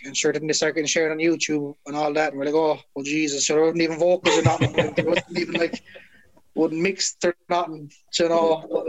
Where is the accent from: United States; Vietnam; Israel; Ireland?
Ireland; Limerick, Munster; we're from Limerick